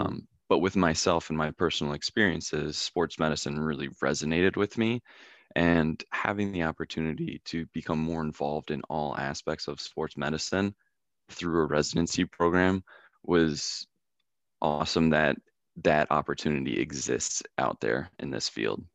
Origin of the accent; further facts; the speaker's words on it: Philadelphia, Pennsylvania, United States; moved away as an adult; my childhood of growing up around Philadelphia